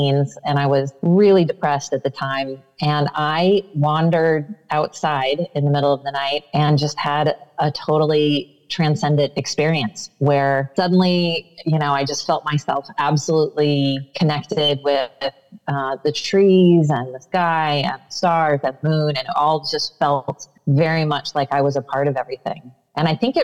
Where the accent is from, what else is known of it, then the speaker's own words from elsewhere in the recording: Iowa, United States; I grew up in the Midwest in Iowa